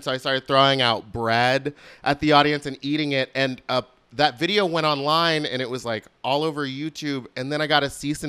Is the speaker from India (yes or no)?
no; Gerrards Cross, South East England, United Kingdom; I grew up in the UK. I grew up in Buckinghamshire.